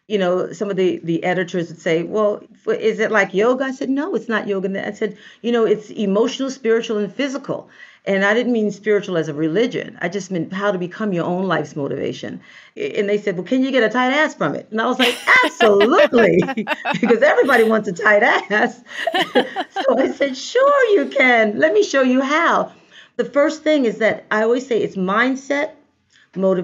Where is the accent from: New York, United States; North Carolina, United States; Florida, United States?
New York, United States; New York City; I am definitely a native New Yorker. I grew up in Brooklyn